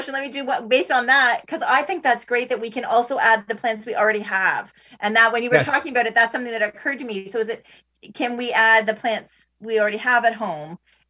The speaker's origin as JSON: {"language": "English", "region": "Ontario", "country": "Canada", "said": "I'll say Ontario, since I'm only from Ontario"}